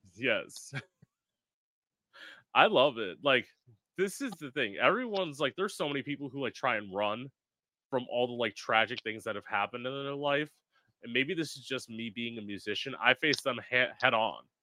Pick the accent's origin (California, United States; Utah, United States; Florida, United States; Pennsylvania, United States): Florida, United States; South; also born or lived in Orlando; I'm originally from South Florida. I live about an hour north of West Palm Beach